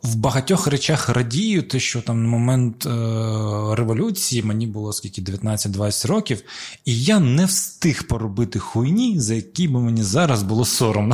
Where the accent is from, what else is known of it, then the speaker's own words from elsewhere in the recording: Crimea, Ukraine; я типу з Криму, я кримський татарин